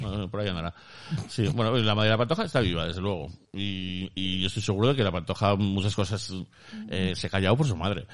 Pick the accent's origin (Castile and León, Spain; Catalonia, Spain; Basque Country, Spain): Basque Country, Spain; yo soy vasco